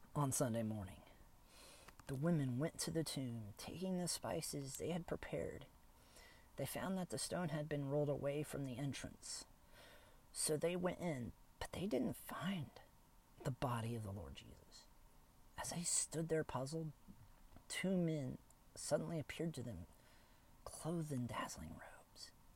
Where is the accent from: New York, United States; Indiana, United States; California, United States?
Indiana, United States; Kokomo; now in Fort Wayne, United States; my hometown of Kokomo